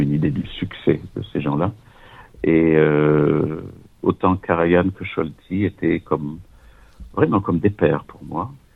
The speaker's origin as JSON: {"language": "French", "town": "Nice", "region": "Provence-Alpes-Côte d'Azur", "country": "France", "tie": "born or raised there", "also_born_or_lived": "Vienna", "moved": "as an adult", "said": "je suis né à Nice et quand j'avais 23 ans, après la maîtrise de droit et puis des études au conservatoire euh, de Nice"}